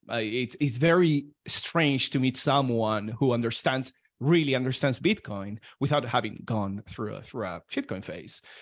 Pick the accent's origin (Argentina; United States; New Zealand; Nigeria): Argentina; moved away; I'm from Argentina